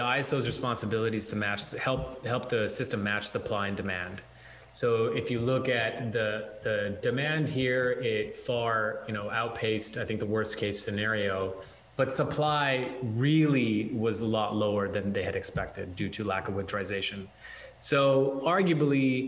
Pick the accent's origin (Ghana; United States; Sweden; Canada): Canada; Alberta and Western Canada; moved away; I grew up in Alberta and Western Canada, where minus 40 is a routine